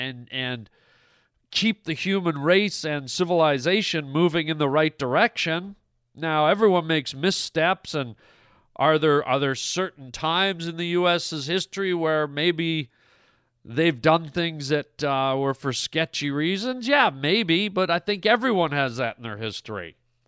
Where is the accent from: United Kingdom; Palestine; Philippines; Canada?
Canada; also born or lived in United States; you're a Canadian, I'm a Canadian and an American. Canada's a big country.